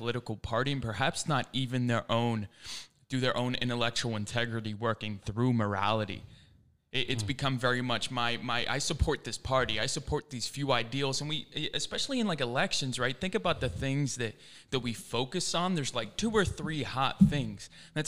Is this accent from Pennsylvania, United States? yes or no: yes; suburbs of Philadelphia, Pennsylvania, United States; also born or lived in England; I'm 21, born in England, raised in the suburbs of Philadelphia, Pennsylvania.